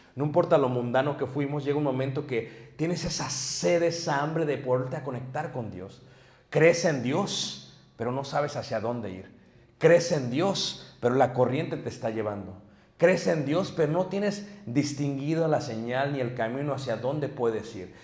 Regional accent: Mexico City, Mexico; now in Michigan, United States; me crié en Ciudad de México en un ambiente muy pesado.

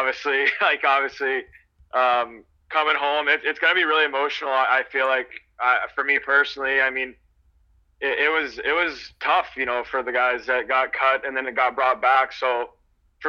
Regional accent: Georgia, United States; I grew up in Georgia

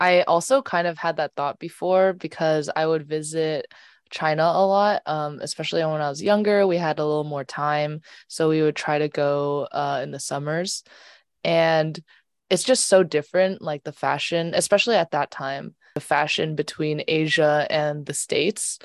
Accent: Canada; growing up in Canada, um, I was surrounded by a lot of white people

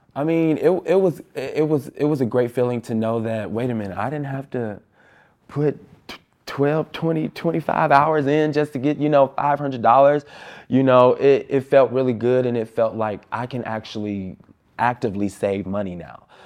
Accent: Chicago, Illinois, United States; I'm from Austin. I grew up in Austin. I still live in Austin.

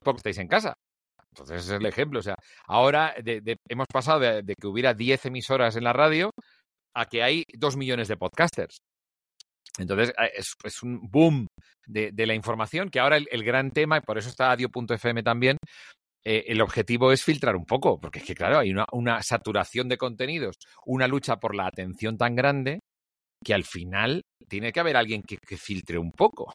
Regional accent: Barcelona, Catalonia, Spain; now in Madrid, Spain; me crié solo. Aquí el gran tema es que de pronto yo soy hijo único, nací en Barcelona

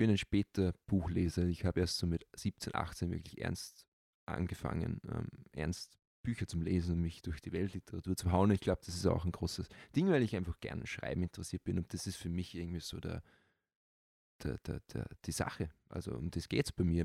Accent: Austria; ich bin Europäer, aber ganz spezifisch bin ich Österreicher

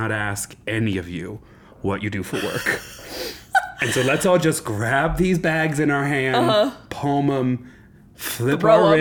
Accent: Nebraska, United States; now in Denver, United States; I grew up in Nebraska

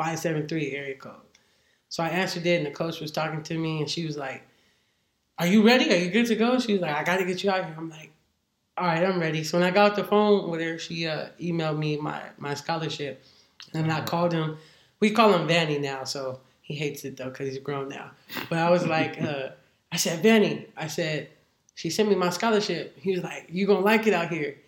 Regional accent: San Bernardino, California, United States; also born or lived in Hawaii; I'm from San Bernardino. I went to San Bernardino High School.

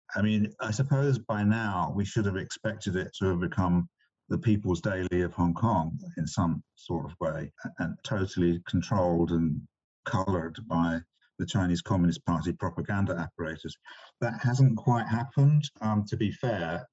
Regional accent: England, United Kingdom; moved away as an adult; also born or lived in China; I grew up in England

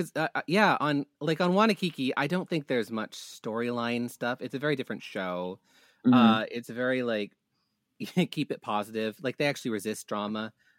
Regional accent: Canada; We're Canadian.

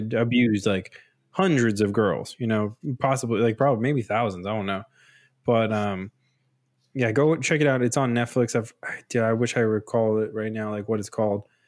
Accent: United States; growing up in, in U S

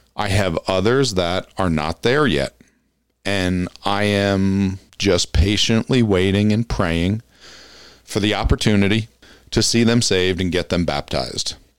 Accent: Passaic County, New Jersey, United States; moved away; I grew up in Passaic County, New Jersey

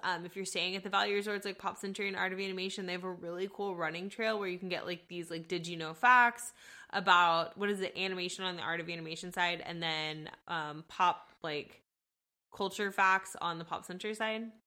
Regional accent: Texas, United States; We're from Texas.

